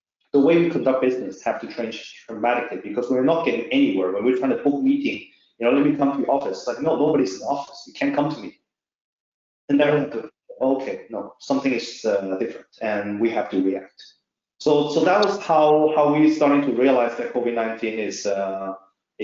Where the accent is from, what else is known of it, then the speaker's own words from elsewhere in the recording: Norway; I'm actually not from China, I'm from Norway.